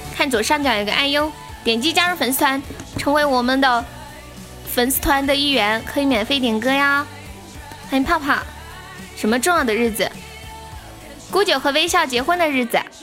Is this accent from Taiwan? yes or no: no; Sichuan, China; 我们这边就是方言喜欢在有一些话的后面加一个求字